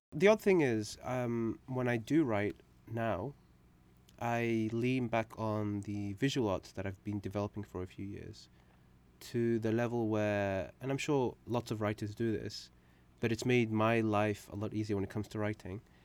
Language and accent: English; United Kingdom; English is a second language; when we moved to the U K, uh, it was, um, for, you know, in search of a better life. And, um, at the age of four